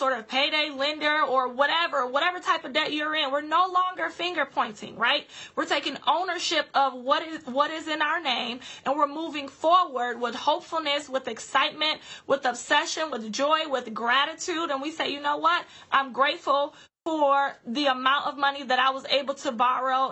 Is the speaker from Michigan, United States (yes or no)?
yes; Grand Rapids, Michigan, United States; my hometown of Grand Rapids